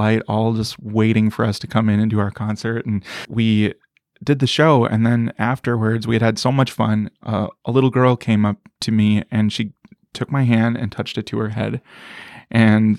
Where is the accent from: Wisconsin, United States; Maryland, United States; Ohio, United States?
Wisconsin, United States; Milwaukee; moved away as an adult; now in Nashville, United States; I'm originally from Milwaukee, Wisconsin, but 6 years ago moved to Nashville, Tennessee to pursue music